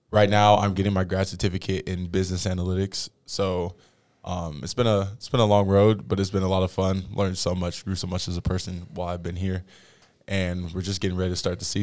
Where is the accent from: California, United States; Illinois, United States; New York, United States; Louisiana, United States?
California, United States; Tracy; moved away; Tracy, California.